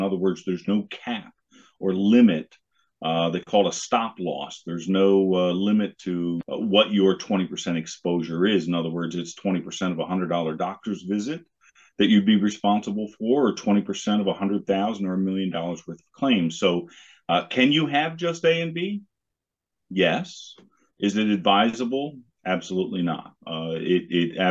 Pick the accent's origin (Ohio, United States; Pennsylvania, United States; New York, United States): Pennsylvania, United States; Harrisburg; now in Lancaster, United States; I grew up in the Harrisburg area. I live down here in Lancaster now.